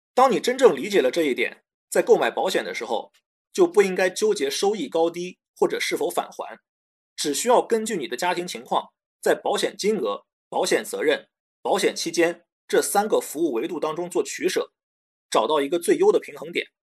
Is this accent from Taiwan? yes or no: no; China; 我们中国人对储蓄有很大的偏好